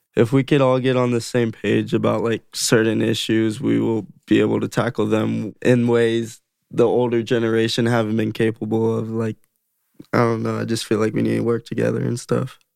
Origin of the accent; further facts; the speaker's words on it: Las Vegas, Nevada, United States; growing up in Vegas